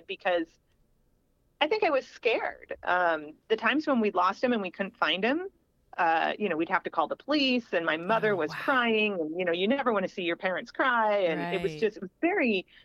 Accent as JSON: {"language": "English", "town": "Springfield", "region": "Illinois", "country": "United States", "tie": "born or raised there"}